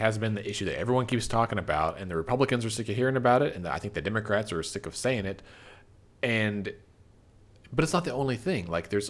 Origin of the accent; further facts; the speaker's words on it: Texas, United States; As someone who's from Texas